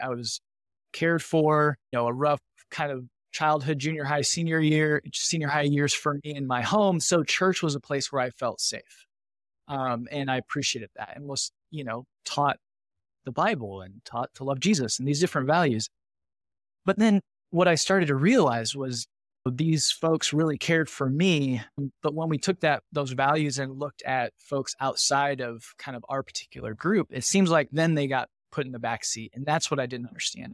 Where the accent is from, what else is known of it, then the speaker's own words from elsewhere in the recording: northern Indiana, United States; I grew up in a, a small rural kind of farming manufacturing community in northern Indiana.